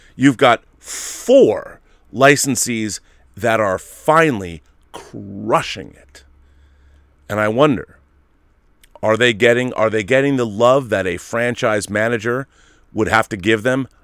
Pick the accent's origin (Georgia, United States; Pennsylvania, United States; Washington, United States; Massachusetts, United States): Washington, United States; Seattle; I grew up in Seattle